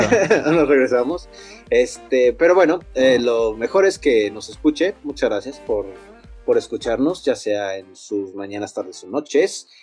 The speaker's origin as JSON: {"language": "Spanish", "country": "Mexico", "said": "nosotros mexicanos"}